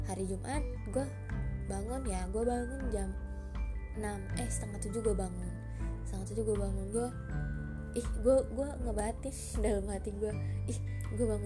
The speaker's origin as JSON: {"language": "Indonesian", "region": "Lampung", "country": "Indonesia", "said": "sebelumnya gue dari Lampung gue dari Jak dari Lampung nih gue ke Jakarta dulu"}